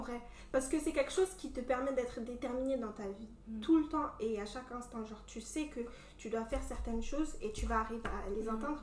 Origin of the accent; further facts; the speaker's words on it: Cameroon; accent: Cameroonian; je suis camerounaise